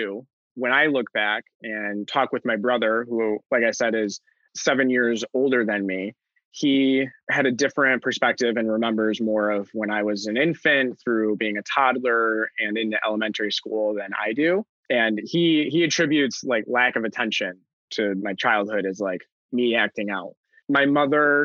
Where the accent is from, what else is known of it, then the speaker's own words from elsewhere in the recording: Buffalo, New York, United States; I'm born and raised in Buffalo